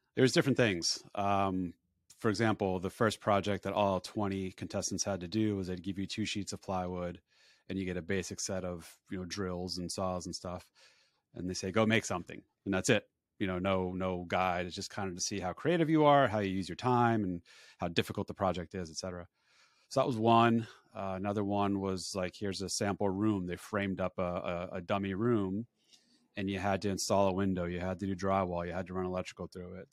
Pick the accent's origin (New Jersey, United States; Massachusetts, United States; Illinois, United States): New Jersey, United States; Woodbridge; I was born and raised in Woodbridge, New Jersey, about ten minutes away from where I live now